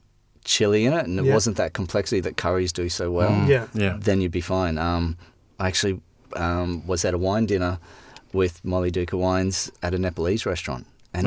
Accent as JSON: {"language": "English", "town": "Brisbane", "region": "Queensland", "country": "Australia", "also_born_or_lived": "London", "moved": "as an adult", "lives_now": "South Australia, Australia", "said": "I come from Brisbane originally and worked in bars and restaurants and then met my lovely wife in London. Then we moved back to Brisbane and then came down to SA."}